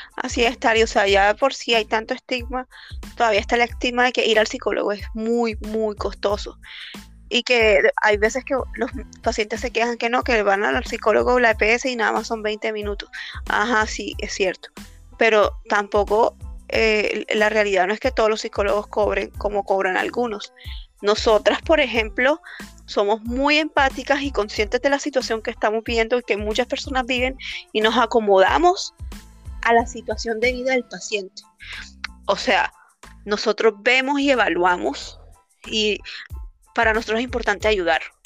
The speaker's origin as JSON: {"language": "Spanish", "country": "Colombia", "moved": "yes", "lives_now": "Peru", "said": "nosotros somos colombianas"}